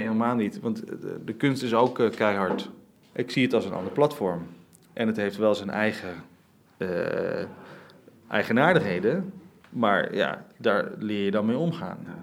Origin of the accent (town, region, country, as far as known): Rotterdam, South Holland, Netherlands; born or raised there